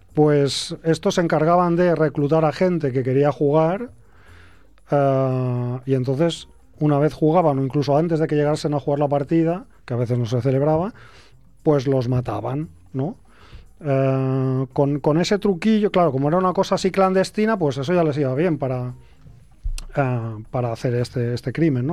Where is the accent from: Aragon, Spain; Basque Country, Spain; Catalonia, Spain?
Aragon, Spain; Castejón del Puente; Mi pueblo está en el límite de dos comarcas, que es la del Somontano y, la del Cinca Medio.